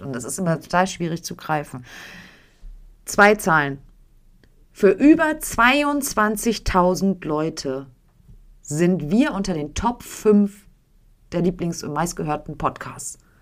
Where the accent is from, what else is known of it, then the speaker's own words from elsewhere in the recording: Germany; bei uns in Deutschland